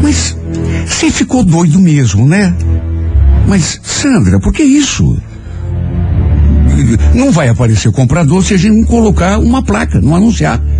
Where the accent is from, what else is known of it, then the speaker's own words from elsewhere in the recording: Telêmaco Borba, Paraná, Brazil; Sou de Telêmaco Borba e meu irmão tinha feito isso. Vendeu a casa e voltou para lá.